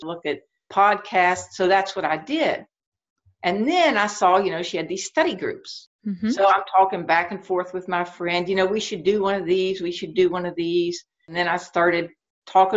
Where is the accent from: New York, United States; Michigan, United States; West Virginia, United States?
West Virginia, United States; moved away as an adult; now in Shenandoah Valley, Virginia, United States; I grew up in West Virginia and I live in the Shenandoah Valley in Virginia right now.